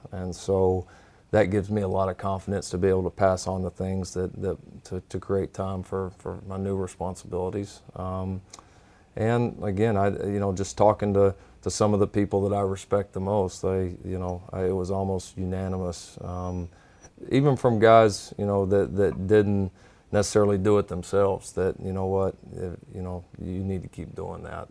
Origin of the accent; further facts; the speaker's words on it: Texas, United States; growing up in a program that in the state of Texas